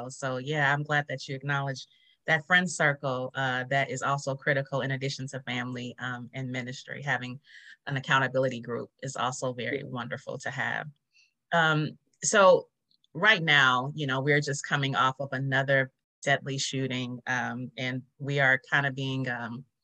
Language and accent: English; Los Angeles, California, United States; now in Houston, United States; I'm from Los Angeles originally, and I've been in Houston 20 years.